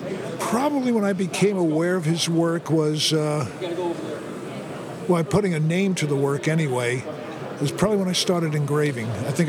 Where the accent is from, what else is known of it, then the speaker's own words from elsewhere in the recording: New York City, New York, United States; growing up in New York City and being an art major